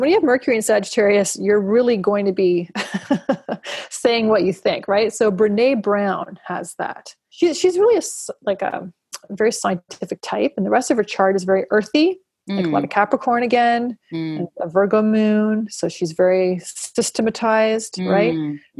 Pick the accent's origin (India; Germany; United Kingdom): United Kingdom; oh, it's okay, I'm a British white guy, but I can participate in Buddhism